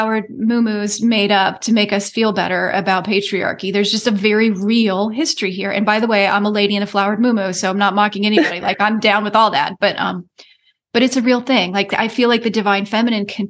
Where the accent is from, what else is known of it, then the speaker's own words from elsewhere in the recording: United States; I am as American as they come. I've got 7+ generations on United States soil